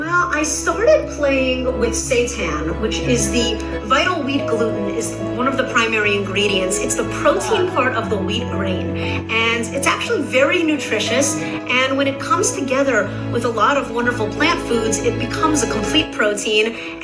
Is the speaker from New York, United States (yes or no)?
yes; New York City, New York, United States; moved away as an adult; now in Los Angeles, United States; Now, although I hail from New York City, about a decade ago, I moved to beautiful, sunny Los Angeles. There, I shed the pesky accent.